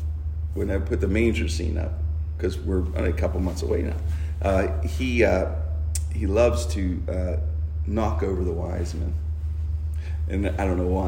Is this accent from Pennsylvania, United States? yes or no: yes; Pittsburgh, Pennsylvania, United States; I grew up in a city my whole life. I grew up in the Strip District.